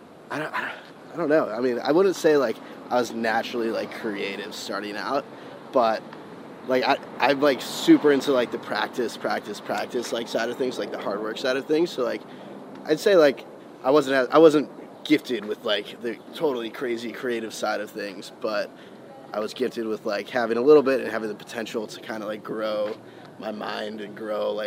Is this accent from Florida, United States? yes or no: yes; Boca Raton, Florida, United States; also born or lived in Manhattan, New York; I wasn't born in Boca. I was born in Manhattan.